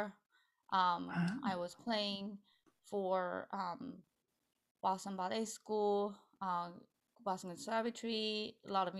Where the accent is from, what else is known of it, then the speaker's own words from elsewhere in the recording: Japan; now in United States; I am originally from Japan, but I live in America.